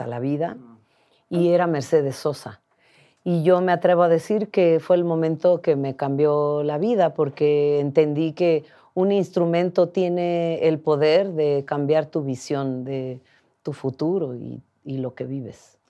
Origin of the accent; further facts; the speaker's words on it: Mixteca region, Oaxaca, Mexico; also born or lived in United States; me regresé a, a unas montañas de la región mixteca, donde yo crecí